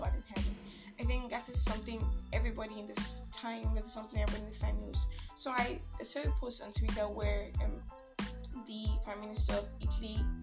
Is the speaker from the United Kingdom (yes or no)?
no; Nigeria; I'm a Nigerian Christian